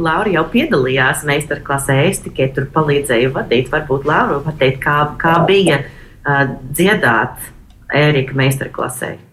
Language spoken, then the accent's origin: Latvian; Boston, Massachusetts, United States; esot no Bostonas